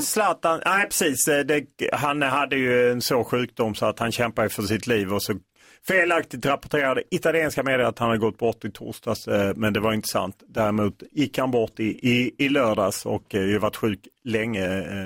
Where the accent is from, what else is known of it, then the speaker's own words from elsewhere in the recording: Skåne, Sweden; jag kommer ju från Skåne